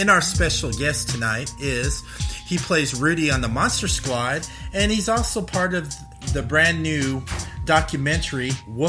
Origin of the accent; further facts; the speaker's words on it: California, United States; now in Cincinnati, United States; I grew up out in California.